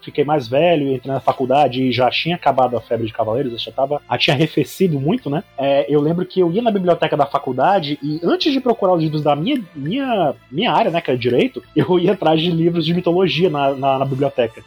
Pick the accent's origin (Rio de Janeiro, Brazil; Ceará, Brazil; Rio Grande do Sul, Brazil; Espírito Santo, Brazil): Ceará, Brazil; Fortaleza; sou do Ceará, né, aqui em Fortaleza